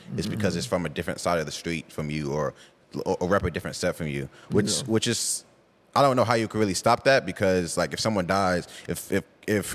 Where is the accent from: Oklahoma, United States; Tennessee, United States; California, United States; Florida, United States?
Oklahoma, United States; Tulsa; I'm from Tulsa, from Gilchrist Hills, actually. And life wasn't really bad growing up.